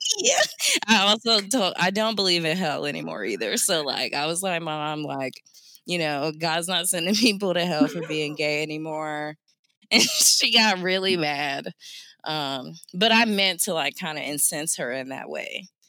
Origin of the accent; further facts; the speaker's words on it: Jacksonville, Florida, United States; I grew up in the South, I'm from Jacksonville, Florida